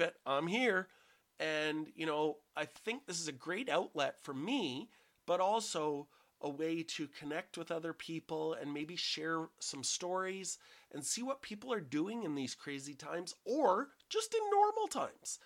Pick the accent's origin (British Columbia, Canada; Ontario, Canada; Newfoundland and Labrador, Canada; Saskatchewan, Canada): British Columbia, Canada; Vancouver Island; moved away as an adult; also born or lived in Alberta; I grew up on Vancouver Island